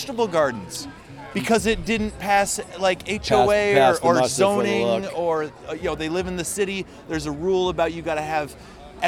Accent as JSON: {"language": "English", "town": "Westfield", "region": "Indiana", "country": "United States", "tie": "born or raised there", "also_born_or_lived": "Bloomington, Indiana / Utah / Colorado", "lives_now": "Indianapolis, United States", "said": "I'm from around here. Grew up in Westfield"}